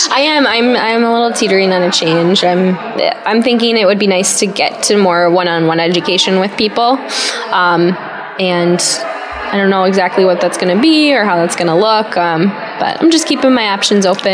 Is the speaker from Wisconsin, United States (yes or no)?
yes; Sheboygan, Wisconsin, United States; also born or lived in Milwaukee, Wisconsin; I found a job actually in my hometown area, Sheboygan, Wisconsin